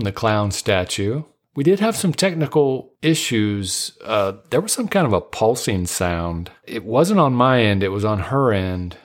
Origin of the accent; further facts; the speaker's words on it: Dayton, Ohio, United States; now in Southern California, United States; I was born and raised in Dayton, Ohio, which is just about forty-five minutes north of Cincinnati